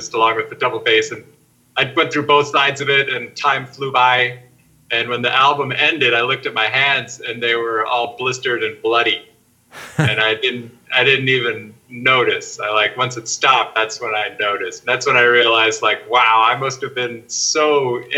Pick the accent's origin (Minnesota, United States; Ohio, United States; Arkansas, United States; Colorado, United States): Minnesota, United States; I grew up in Minnesota and it was very cold